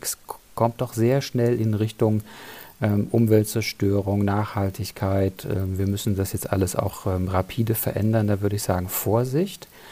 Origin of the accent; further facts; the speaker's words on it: Germany; bei uns in Deutschland